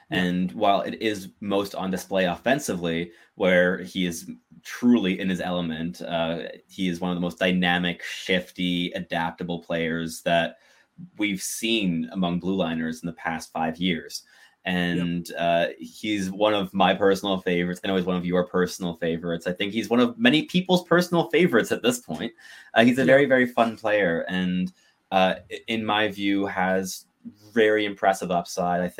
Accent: Montreal, Quebec, Canada; now in Ottawa, Canada; I'm also so, from Montreal, but I mean, I live in Ottawa, but I'm from Montreal. Absolutely. Grew up in Montreal, Montreal born and bred.

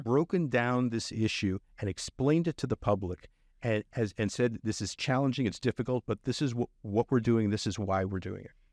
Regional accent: Brownsville, Texas, United States; also born or lived in Edinburg, Texas; I grew up in Brownsville and in Edinburgh

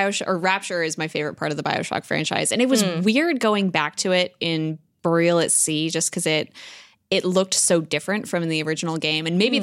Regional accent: West Coast, United States; I come from the West Coast

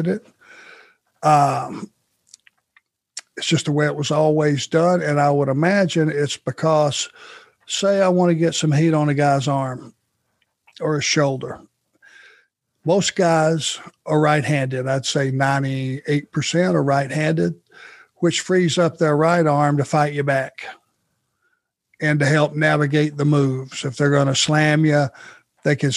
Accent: Rome, Georgia, United States; growing up in Rome

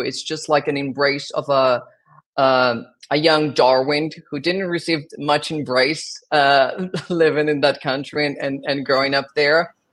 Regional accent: South Region, Brazil; English is a second language; moved away as an adult; also born or lived in Rio de Janeiro, Brazil; now in New York, United States; So I was born in Brazil. I was born in the south of Brazil, and then I moved to Rio de Janeiro when I was 12 to work with musical theater.

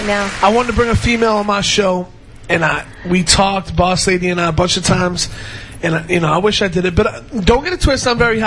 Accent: Lawrence, Massachusetts, United States; moved away as an adult; also born or lived in Boston / New Hampshire; now in New York, United States; I'm from the Boston area. I lived in Boston for about 5 years. I lived, grew up in Lawrence, which is half an hour north, and I went to high school in New Hampshire. But I lived in New York now for 8 years, so I'm pretty much a New Yorker.

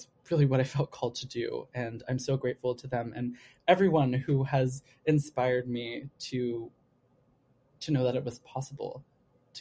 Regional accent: Los Angeles, California, United States; now in New York, United States; I'm from LA, by the way. I'm from Southern California

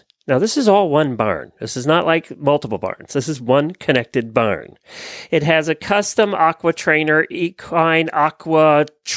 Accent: Lancaster County, Pennsylvania, United States; I grew up in Lancaster County, Pennsylvania.

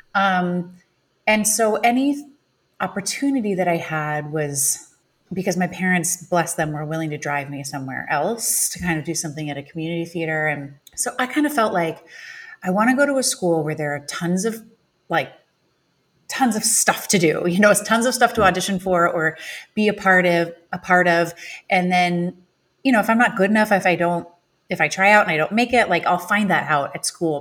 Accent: Illinois, United States; I grew up in Illinois

